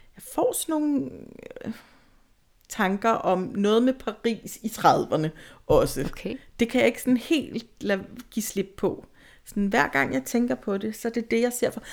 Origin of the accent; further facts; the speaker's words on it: Tostrup, Zealand, Denmark; also born or lived in Valby; Jeg er jo fra Sjælland i hvert fald, fra Tostrup